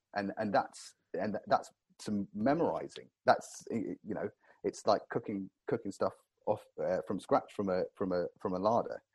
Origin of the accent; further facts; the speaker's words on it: Cornwall, South West England, United Kingdom; growing up in Cornwall, I was blessed down here